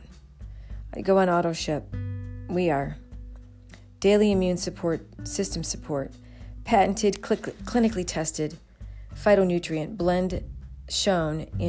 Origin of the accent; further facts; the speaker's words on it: New Jersey, United States; I'm from South Jersey